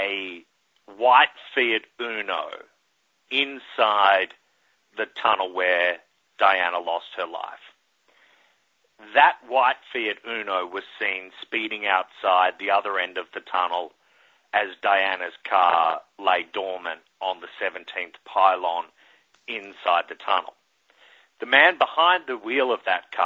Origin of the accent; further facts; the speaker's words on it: Australia; now in New York City, United States; as a kid growing up in Australia